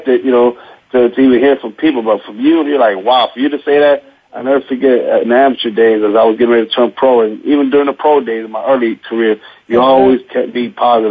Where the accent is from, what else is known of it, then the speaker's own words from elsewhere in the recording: Chicago, Illinois, United States; I grew up in the Chicago Housing Project